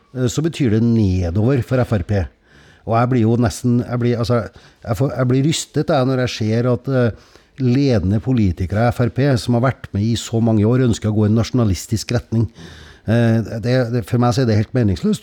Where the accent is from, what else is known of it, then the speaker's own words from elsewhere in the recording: Skogn, Trøndelag, Norway; er fra Skogn